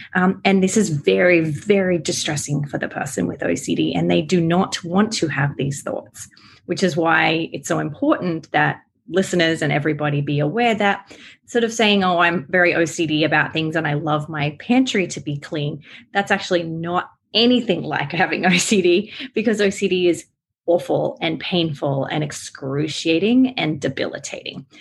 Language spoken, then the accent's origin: English; Australia; accent: Aussie; now in United States; I live here in America, but I am Australian. That's why my accent is a little, you know, Aussie.